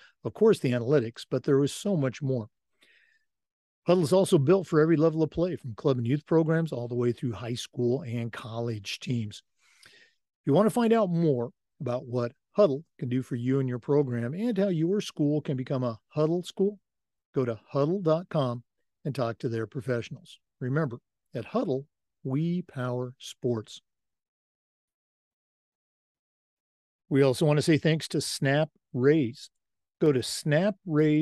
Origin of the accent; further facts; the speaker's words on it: Oregon, United States; moved away; Oregon's my home state.